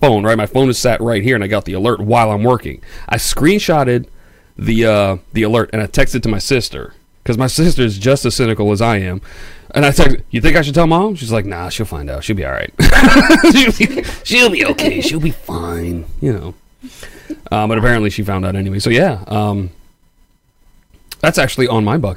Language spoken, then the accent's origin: English; New York City, New York, United States; also born or lived in Long Island; I'm from New York City